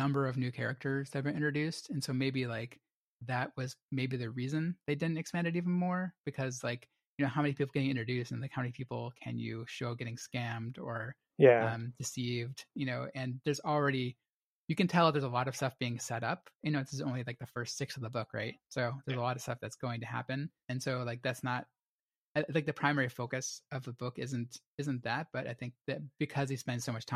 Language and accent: English; United States; as American readers